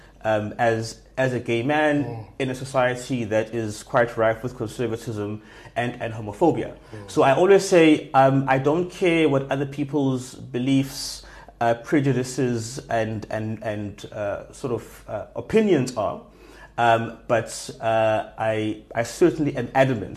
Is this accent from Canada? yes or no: no; Johannesburg, Gauteng, South Africa; moved away as an adult; also born or lived in Durban, South Africa; now in Cape Town, South Africa; Grew up mostly in Joburg, and have now been living in Cape Town for almost 8 years